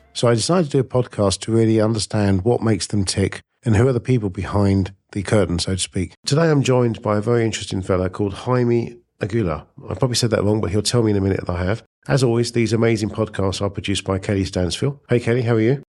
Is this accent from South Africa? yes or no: no; United Kingdom; also born or lived in India; now in United States; moved to the U K when I was nine months old, so it, it doesn't really count. And, uh, so brought up in the U K.